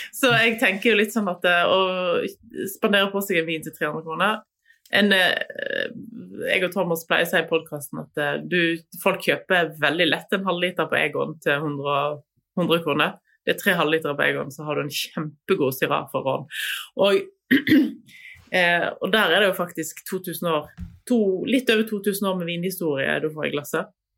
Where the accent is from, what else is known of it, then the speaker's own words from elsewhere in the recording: Voss, Vestland, Norway; der jeg vokste opp, på Voss.